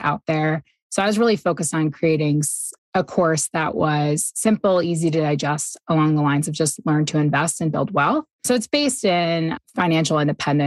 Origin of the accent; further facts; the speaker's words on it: New York, United States; also born or lived in Boston / Singapore; now in Ogden, Utah, United States; I'm originally from New York State and have lived in Boston, Singapore